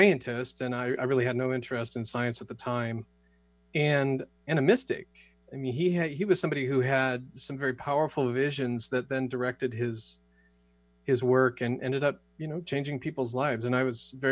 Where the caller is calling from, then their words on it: Sedona, Arizona, United States; I am joining you from uh, Sedona, Arizona.